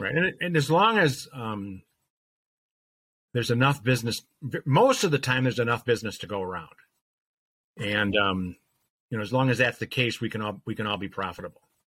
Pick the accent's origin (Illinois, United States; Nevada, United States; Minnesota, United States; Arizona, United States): Illinois, United States; Chicago; moved away as an adult; now in Milwaukee, United States; I grew up in the Chicago area